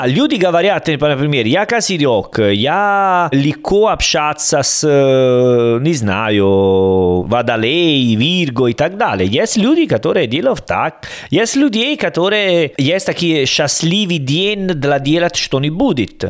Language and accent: Russian; Salerno, Campania, Italy; Russian is a second language; moved away; я из Салерно